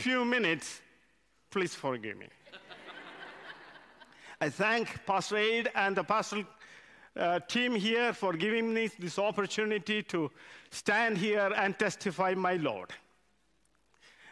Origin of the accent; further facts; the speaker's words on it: India; English is a second language; moved away as an adult; now in United Kingdom; I come from India. English is my second language.